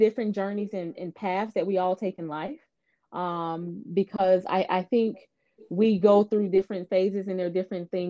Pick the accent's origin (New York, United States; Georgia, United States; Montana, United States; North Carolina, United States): Georgia, United States; Atlanta; also born or lived in Houston, Texas; I'm actually born and raised in Atlanta.